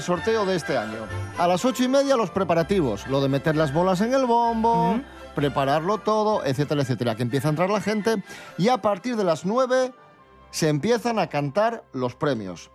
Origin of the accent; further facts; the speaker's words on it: Asturias, Spain; los asturianos